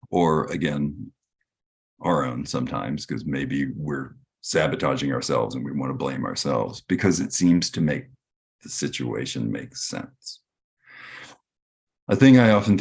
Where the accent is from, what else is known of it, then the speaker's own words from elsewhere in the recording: Texas, United States; grew up in Texas